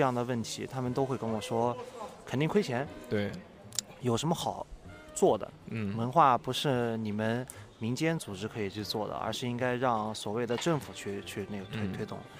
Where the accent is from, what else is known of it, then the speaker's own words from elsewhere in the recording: Nanjing, Jiangsu, China; moved away as an adult; also born or lived in Beijing / Macau; 作为一个南京人嗯。地地道道的嗯。我家是城南的啊。地地道道的